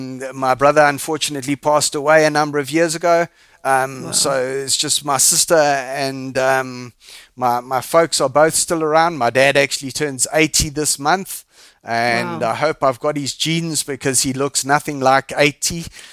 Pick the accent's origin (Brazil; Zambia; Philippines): Zambia; also born or lived in England; now in South Africa; I was born overseas in England. I left when I was 4 and we moved to Zambia because my dad went and worked in Zambia on the mines. Mm-hmm. And we all moved to Zambia. And then in 1976, so it makes me very, very old.